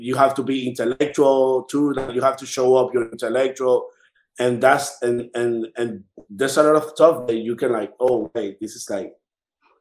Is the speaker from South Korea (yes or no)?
no; Dominican Republic; now in New York, United States; I am from Dominican Republic